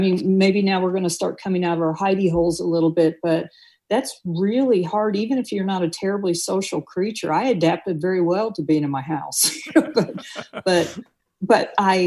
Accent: Tornado Alley in Missouri, United States; moved away; I come from Tornado Alley in Missouri

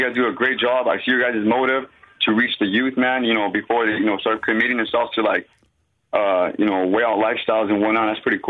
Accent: Riverside, California, United States; now in Central Valley, United States; I'm originally from Riverside. I grew up in the church. I grew up in Calvary Chapel and Harvest and whatnot, man.

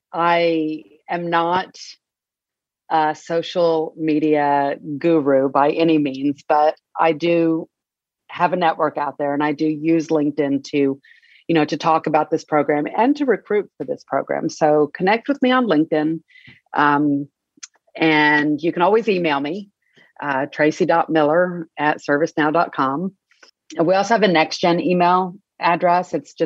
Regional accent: Oklahoma, United States

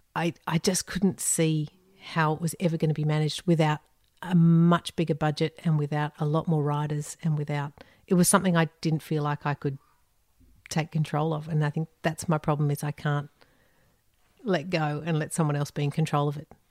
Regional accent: Sydney, New South Wales, Australia; moved away as an adult; also born or lived in United Kingdom; in Sydney. in northern beaches in Sydney

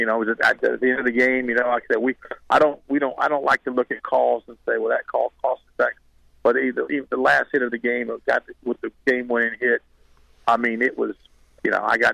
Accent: Apopka, Florida, United States; I'm from Apopka

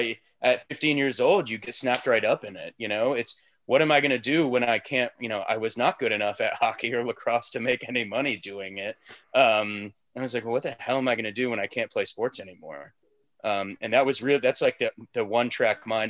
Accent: Woodbridge, Virginia, United States; moved away as an adult; also born or lived in Charlottesville, Virginia; now in Richmond, United States; growing up in Woodbridge

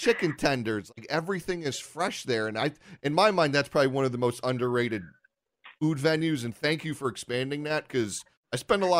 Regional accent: Bristol, Connecticut, United States; We grew up in Bristol.

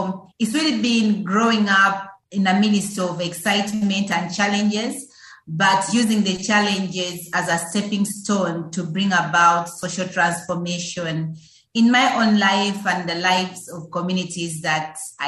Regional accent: Uganda; Yes, so growing up in Uganda is pretty exciting, just like any other young person, just like any other child brought into the world.

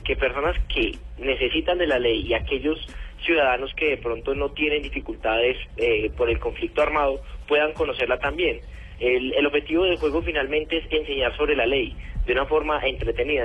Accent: Colombia; como colombiano

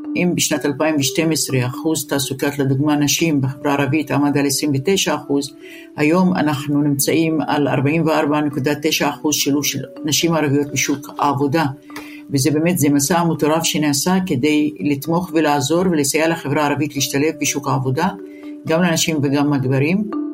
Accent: Israel; כחברה ערבית אין לנו ארץ אחרת. נולדנו כאן, נשאר כאן, נחיה כאן

